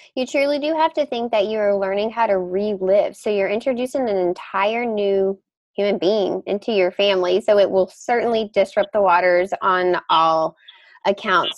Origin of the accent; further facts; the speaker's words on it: Mississippi, United States; now in Boston, United States; I grew up in Mississippi, um, so this rural part of the United States 100% hits home for me.